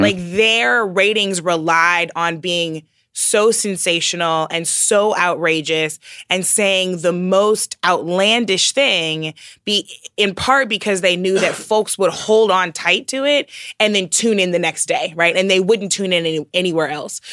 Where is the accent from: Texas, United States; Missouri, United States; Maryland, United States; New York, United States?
Missouri, United States; St. Louis; moved away; growing up in the Midwest. So I am from Saint Louis, which means that I share a home state with Rush Limbaugh